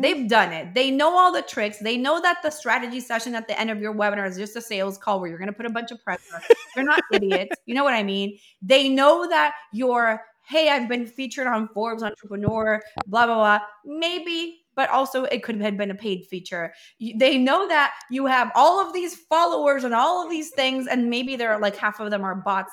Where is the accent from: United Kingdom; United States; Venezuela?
Venezuela; also born or lived in Colombia; we're from Venezuela, but we were in Colombia